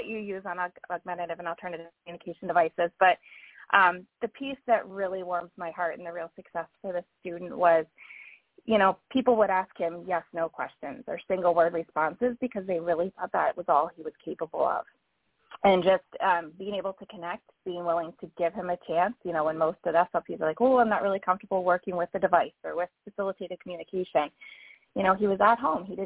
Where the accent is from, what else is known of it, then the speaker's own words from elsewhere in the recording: Pennsylvania, United States; my home state of PA